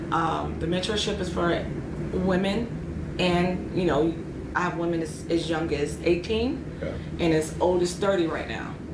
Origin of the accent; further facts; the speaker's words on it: Atlanta, Georgia, United States; now in Aurora, United States; That was the branch that I came from Atlanta, Georgia.